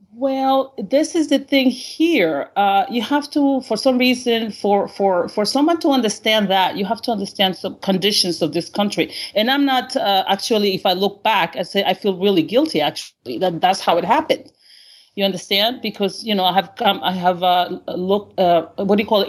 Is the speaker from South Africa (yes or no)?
no; Honduras; English is a second language; now in United States; I'm actually in my home country, uh, Honduras